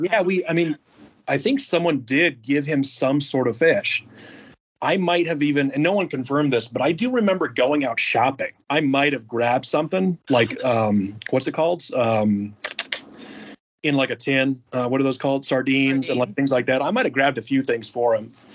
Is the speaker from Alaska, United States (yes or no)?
yes; Alaska, United States; moved away as an adult; also born or lived in Oahu, Hawaii; I'm from Alaska originally